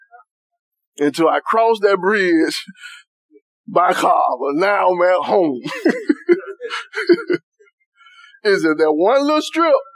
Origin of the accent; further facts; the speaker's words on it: United States; I was from Cedar Park